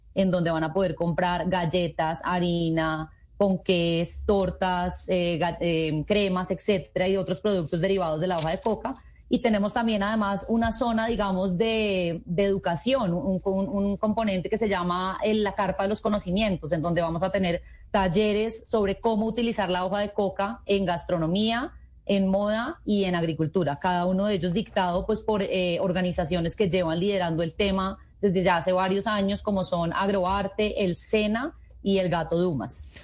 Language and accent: Spanish; Colombia; todos como colombianos